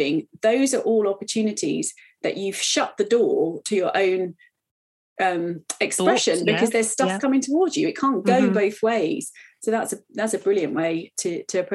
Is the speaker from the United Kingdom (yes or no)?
yes; United Kingdom; as a British person